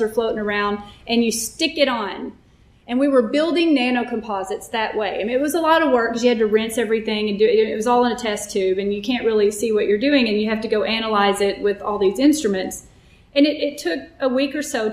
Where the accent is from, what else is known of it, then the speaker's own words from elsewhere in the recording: Texas, United States; I grew up Southern Baptist in Texas